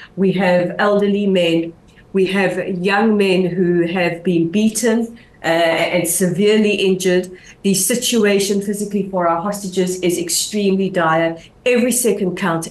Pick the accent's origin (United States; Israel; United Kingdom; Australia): Israel